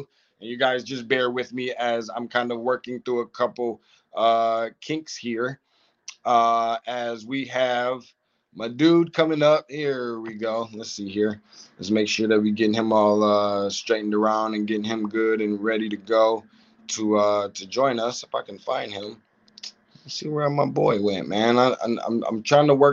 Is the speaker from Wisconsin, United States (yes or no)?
no; Lansing, Michigan, United States; I'm originally from Lansing.